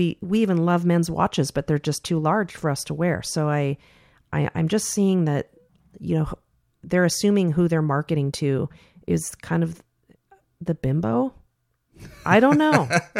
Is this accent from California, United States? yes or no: yes; California, United States; I came from Silicon Valley originally, and I had a great career.